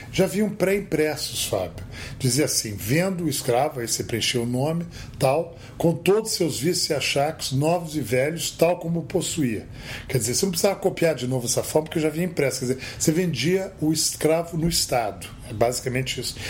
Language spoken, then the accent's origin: Portuguese; Rio de Janeiro, Brazil; now in São Paulo, Brazil; como paulista transplantado, digamos assim, nascido carioca, mas que mora em São Paulo há 32 anos